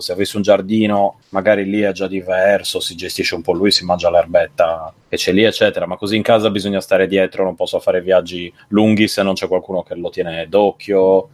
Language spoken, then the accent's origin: Italian; Cagliari, Sardinia, Italy; moved away; quello che ho a Cagliari, quando torno a casa